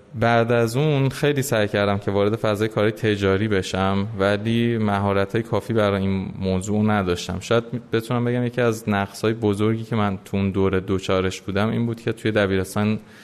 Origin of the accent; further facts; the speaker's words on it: Tehran, Tehran Province, Iran; من متولد تهرانم ولی پدر مادرم یعنی دو نسل قبلی ما متولد عراق بودم و قبل از اون البته ایرانی الاصل هستیم سال 1362 تهران به دنیا اومدم اکثر اوقات عمرم رو در واقع توی ایران سفری کردم سفرهایی داشتم ولی میشه گفت در کل من ایران زندگی کردم